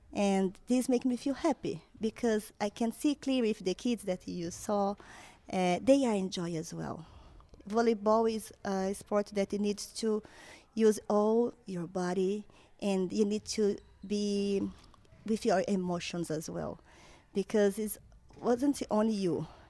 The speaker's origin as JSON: {"language": "English", "country": "Brazil", "moved": "as an adult", "lives_now": "Ireland", "said": "I'm from Brazil"}